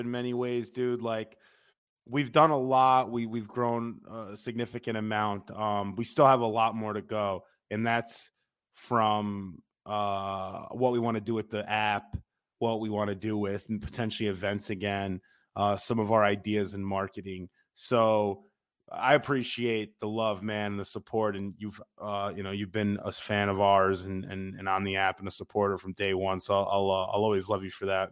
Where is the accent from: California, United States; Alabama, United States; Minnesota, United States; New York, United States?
New York, United States; West Harrison; moved away as an adult; now in New York City, United States; we're both from West Harrison, New York, which is off of near White Plains